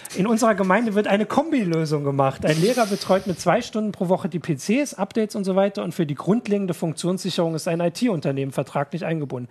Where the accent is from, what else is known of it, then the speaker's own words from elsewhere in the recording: Thuringia, Germany; Ich als Thüringer